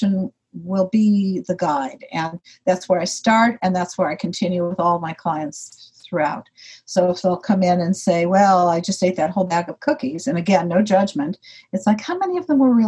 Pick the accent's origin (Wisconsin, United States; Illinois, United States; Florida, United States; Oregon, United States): Illinois, United States; Chicago; I was born in Chicago, and when I was 7 years old and in second grade